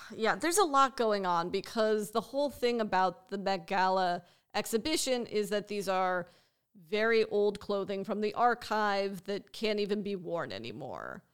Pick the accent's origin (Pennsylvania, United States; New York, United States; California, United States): California, United States; Los Angeles; as someone who grew up here